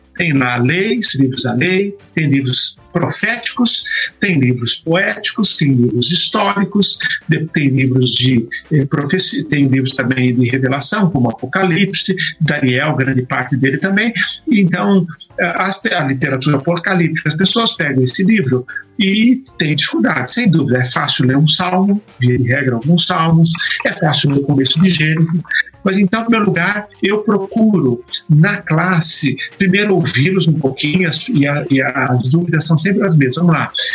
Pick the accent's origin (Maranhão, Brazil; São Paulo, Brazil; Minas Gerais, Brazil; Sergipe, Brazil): São Paulo, Brazil; ABC Paulista region; moved away as an adult; also born or lived in Piracicaba / Atlanta, United States; now in Campinas, Brazil; Eu sou da região do ABC Paulista